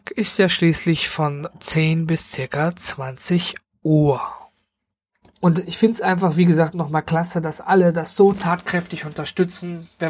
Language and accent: German; Duisburg, North Rhine-Westphalia, Germany; weil ich dann äh, erstmal auch gar nicht hier in der Stadt Duisburg bin, wo ich herkomme, sondern äh, ganz hoch oben im Norden.